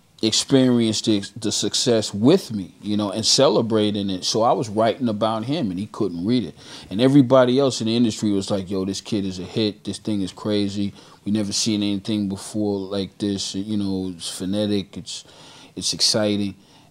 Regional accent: Bronx, New York, United States; born there; also born or lived in Brooklyn; So I tell people officially I was born in the Bronx, but I was made in Brooklyn.

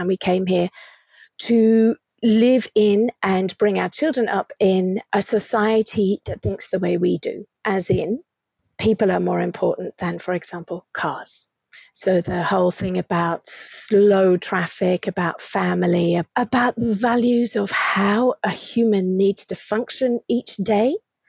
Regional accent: Australia; moved away as an adult; also born or lived in England; now in Houten, Netherlands; as an Australian

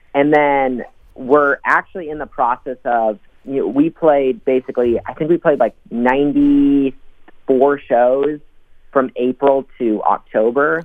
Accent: Rochester, Minnesota, United States; moved away as an adult; now in Minneapolis, United States; I'm a Rochester kid. So I moved up to Minneapolis about eight years ago now when I graduated high school.

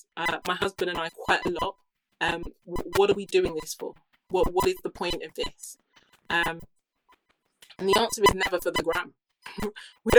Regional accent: United Kingdom; I grew up here in the UK

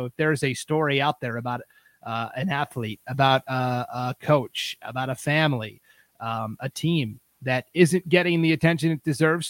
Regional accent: Stevensville, Montana, United States; moved away; also born or lived in East Idaho; I grew up in Montana, originally Western Montana, small town called Stevensville.

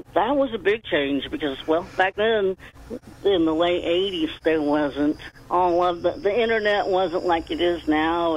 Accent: Beech Grove, Indiana, United States; I was born in a little town called Beech Grove, Indiana

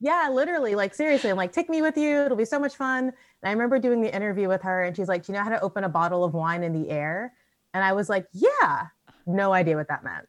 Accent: United States; moved away as an adult; also born or lived in Chicago / Sonoma; now in Auckland, New Zealand; I'm American

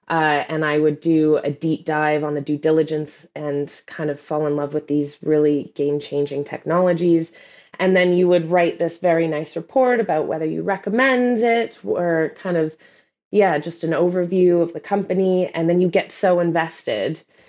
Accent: Canada; now in London, United Kingdom; But I'm Canadian, so I actually thrive in the cold.

